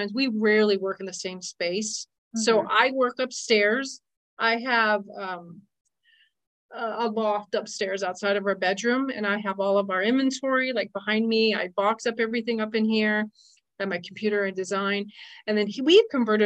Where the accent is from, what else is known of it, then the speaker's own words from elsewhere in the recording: Las Vegas, Nevada, United States; moved away; I grew up in Las Vegas